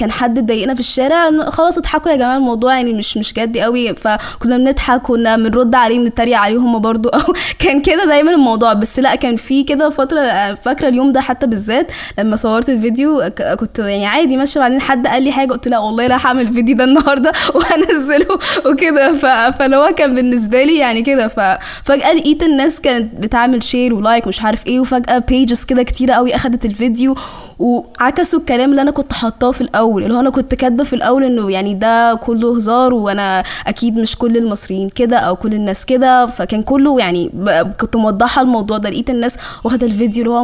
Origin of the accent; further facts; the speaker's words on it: Sudan; اقول لهم انا سودانيه